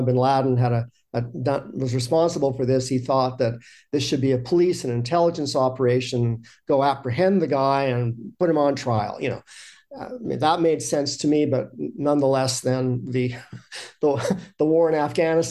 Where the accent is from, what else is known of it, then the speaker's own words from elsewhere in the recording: Canada; I was from Canada